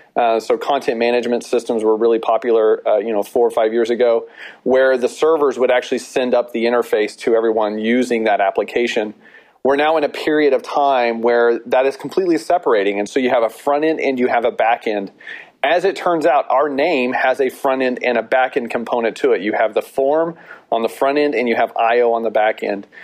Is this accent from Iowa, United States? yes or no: no; Texas, United States; we are also from Texas